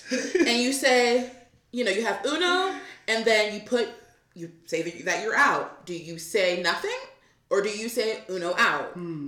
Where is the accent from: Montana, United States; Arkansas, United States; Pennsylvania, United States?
Pennsylvania, United States; Pittsburgh; And we're here in Deep Creek, Maryland, right now. And we're all from Pittsburgh. All 10 of us that are here, we're from Pittsburgh.